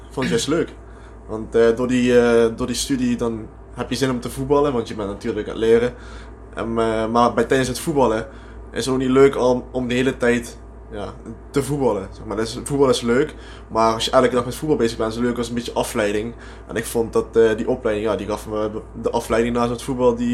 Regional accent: Hoensbroek, Limburg, Netherlands; born there; now in Amsterdam, Netherlands; Ik woon er wel, maar ik ben geboren in Hoensbroek.

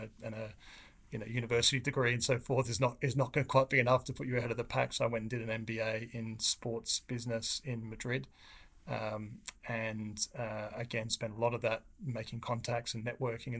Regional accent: Australia; I grew up in Australia, as most people probably be able to pick from the accent

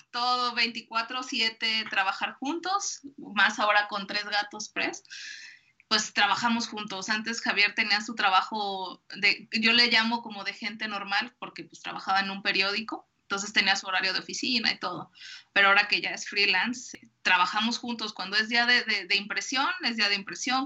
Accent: Guadalajara, Jalisco, Mexico; soy de Guadalajara, Jalisco

